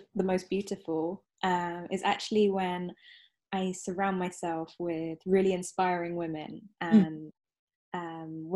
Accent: England, United Kingdom; I'm half English and half Sri Lankan. So I've got a light brown skin and dark hair. And I grew up in an all-white village

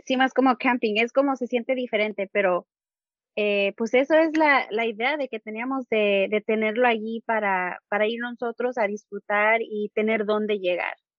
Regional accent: California, United States; first language Spanish; soy de California, de Estados Unidos

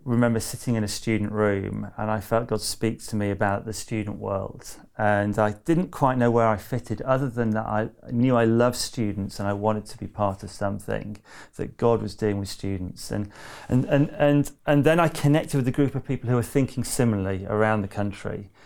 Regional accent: near Manchester, North West England, United Kingdom; also born or lived in Loughborough; I grew up near Manchester

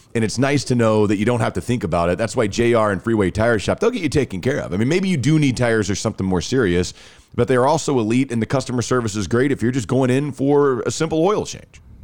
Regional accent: Rockwall, Texas, United States; I grew up in Rockwall

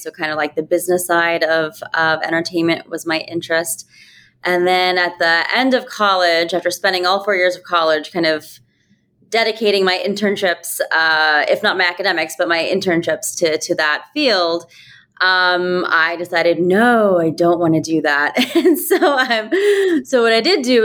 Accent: rural Ohio, United States; moved away as an adult; also born or lived in New York City; I grew up in rural Ohio, a kid of immigrants, Indian immigrants

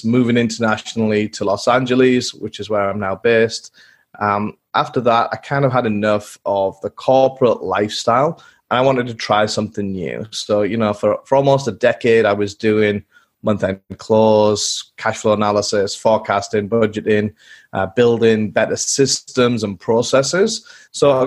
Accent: England, United Kingdom; growing up in England as a young boy in the fields with my dog and lots of mud

